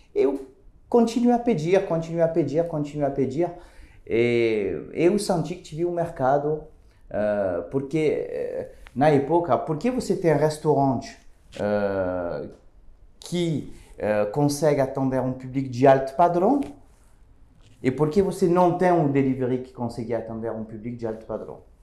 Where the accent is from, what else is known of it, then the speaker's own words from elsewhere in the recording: France; Portuguese is a second language; moved away as an adult; now in Brazil; eu sou francês. Uh, eu cheguei uh, faz ah, umas 10 anos aqui no Brasil